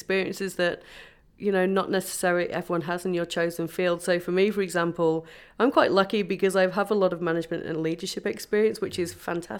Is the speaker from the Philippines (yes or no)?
no; England, United Kingdom; born there; English. I do have Irish parents, but I was born in England, okay.